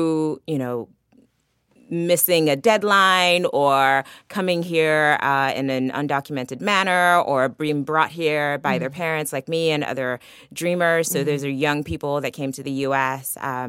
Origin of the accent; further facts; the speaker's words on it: Maryland, United States; also born or lived in Lagos, Nigeria; So I came to the U.S. from Nigeria when I was 14. I was born in Lagos. I went to school in Lagos for a while and moved to the U.S. because of struggles that my family had in Nigeria. And grew up in Maryland